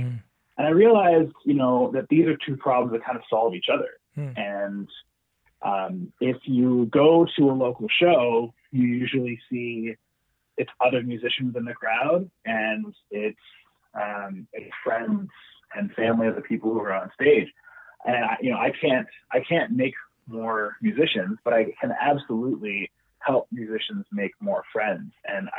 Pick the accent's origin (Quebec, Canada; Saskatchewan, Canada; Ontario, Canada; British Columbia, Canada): British Columbia, Canada; Vancouver; born there; So I was born in Vancouver. And my family moved away. I moved back at the end of 2009.